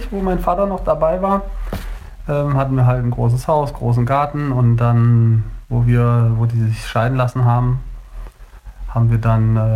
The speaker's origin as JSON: {"language": "German", "region": "Berlin", "country": "Germany", "tie": "born or raised there", "also_born_or_lived": "Kiel / Hanover / Hamburg", "said": "Und ja, und ich bin wie gesagt in Kiel geboren und mit drei, glaube ich, sind wir dann nach Berlin gezogen. Und äh, zwischendurch war ich auch nochmal in Hannover."}